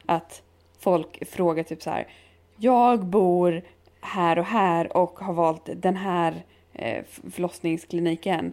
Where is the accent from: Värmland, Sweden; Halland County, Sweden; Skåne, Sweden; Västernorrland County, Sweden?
Halland County, Sweden; Halmstad; i Halland, eller i Halmstad där jag kommer ifrån